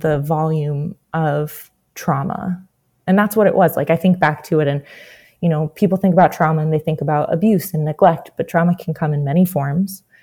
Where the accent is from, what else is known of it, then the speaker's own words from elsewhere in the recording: New Jersey, United States; I'm originally from New Jersey.